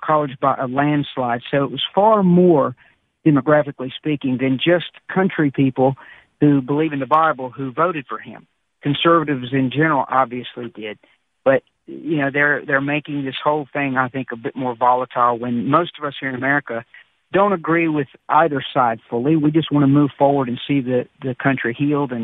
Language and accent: English; Appalachian Mountains of Virginia, United States; I am from Appalachia here in the Appalachian Mountains of Virginia